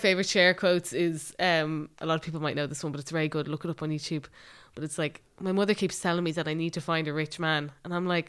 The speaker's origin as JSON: {"language": "English", "country": "Ireland"}